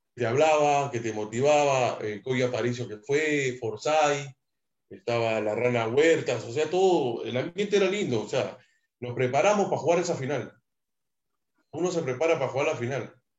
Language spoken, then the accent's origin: Spanish; Lima, Peru; also born or lived in Jesús María, Lima / Mexico; yo nací en Jesús María, me crié en Matute, al frente de la Tribuna